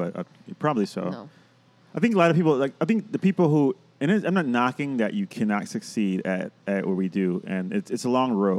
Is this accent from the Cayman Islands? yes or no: no; Puerto Rico; now in Chicago, United States; But technically I'm not because I grew up in Puerto Rico.